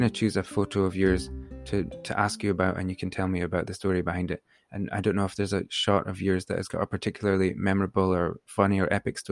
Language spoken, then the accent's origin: English; Aberdeen, Scotland, United Kingdom; I'm a photographer from Aberdeen in Scotland